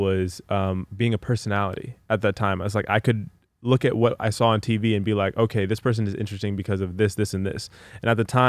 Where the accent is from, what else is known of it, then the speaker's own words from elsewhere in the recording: Los Angeles, California, United States; also born or lived in Palos Verdes; I'm from LA.